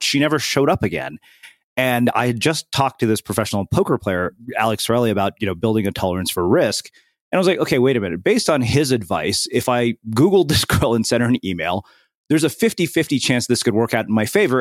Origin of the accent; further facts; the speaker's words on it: India; I'm an Indian person